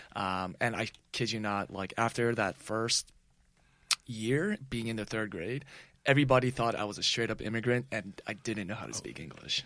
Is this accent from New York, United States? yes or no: yes; New York City, New York, United States; also born or lived in Long Island; born and raised in New York City